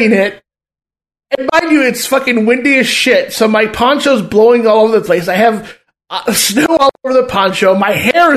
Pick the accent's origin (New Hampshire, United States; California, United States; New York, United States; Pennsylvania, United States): California, United States; Southern; moved away; I'm from fucking SoCal.